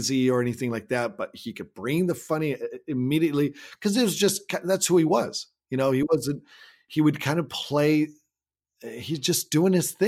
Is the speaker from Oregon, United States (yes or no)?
yes; Salem, Oregon, United States; my hometown of Salem, Oregon